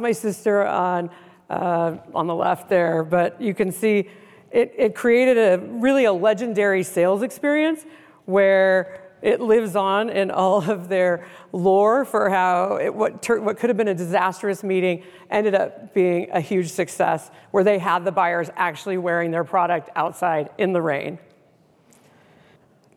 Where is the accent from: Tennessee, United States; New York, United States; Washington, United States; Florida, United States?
Washington, United States; Seattle; I'm from the Seattle area